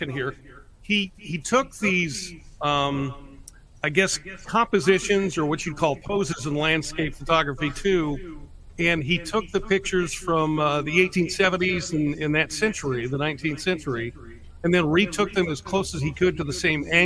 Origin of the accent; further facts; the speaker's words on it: Cañon City, Colorado, United States; I really went on the air the first time in Canyon City, Colorado, my hometown